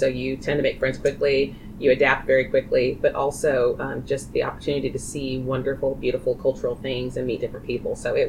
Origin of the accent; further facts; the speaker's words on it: Heidelberg, Baden-Württemberg, Germany; born there; I was born in Heidelberg, Germany. Actually, I was had to be a naturalized citizen because during that time we had dual citizenship.